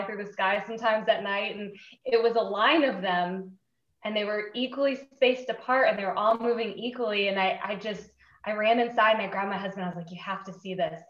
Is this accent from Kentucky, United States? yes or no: no; Cape Canaveral, Florida, United States; I grew up around Cape Canaveral